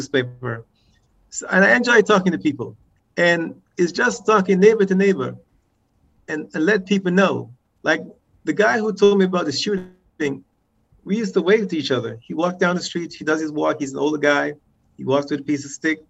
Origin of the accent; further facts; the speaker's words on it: New York City, New York, United States; moved away as an adult; also born or lived in Antigua / Atlanta, Georgia; now in Decatur, United States; I arrived in New York City. That's where I grew up. I grew up in the Bronx